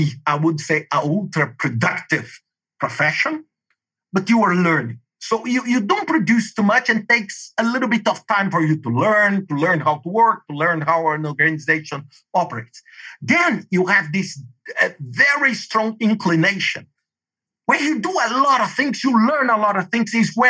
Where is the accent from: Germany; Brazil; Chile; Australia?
Brazil; English is a second language; moved away as an adult; also born or lived in Denmark; for me with this Brazilian, living in a traditional state in Brazil